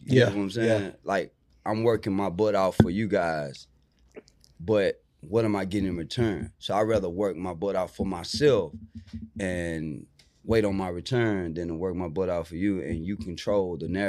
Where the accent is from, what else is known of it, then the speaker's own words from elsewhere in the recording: Houston, Texas, United States; also born or lived in Acres Home, Houston; I grew up in Studewood, moved to Acres Home in 98.